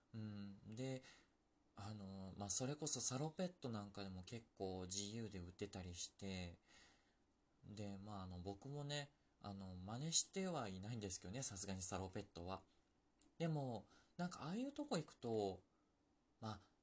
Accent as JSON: {"language": "Japanese", "region": "Osaka", "country": "Japan", "said": "僕大阪の人間だから"}